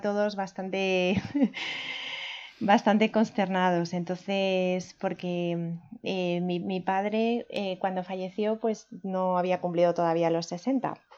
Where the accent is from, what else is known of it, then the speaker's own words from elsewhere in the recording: Turégano, Castile and León, Spain; moved away as an adult; also born or lived in Segovia / Germany / France / England; now in Madrid, Spain; Soy de Segovia, de Segovia capital, aunque me considero de pueblo porque la mayor parte de mi infancia la pasé en un pueblo que se llama Turégano, que está más o menos en el centro de la provincia